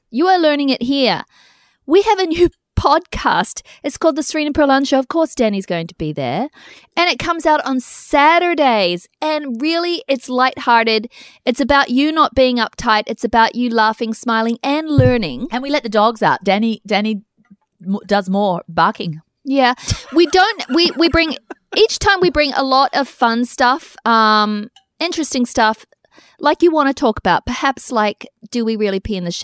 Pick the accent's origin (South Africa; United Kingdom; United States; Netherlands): United Kingdom; England; Oh, okay, I'm English.